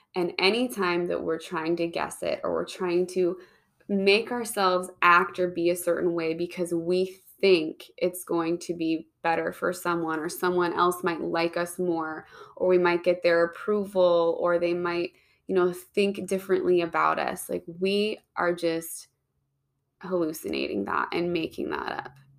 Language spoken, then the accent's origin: English; Pacific Northwest, United States; I grew up in the Pacific Northwest